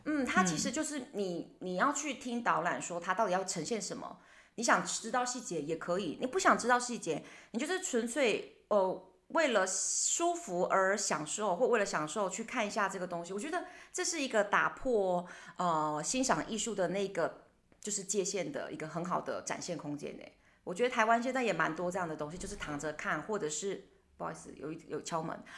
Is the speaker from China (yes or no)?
no; Taiwan; 他们有一点点没有像我们台湾人那么地搞